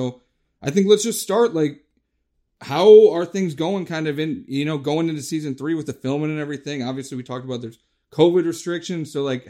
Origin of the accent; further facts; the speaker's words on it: Cleveland, Ohio, United States; I'm from Cleveland, so we're both Ohio guys.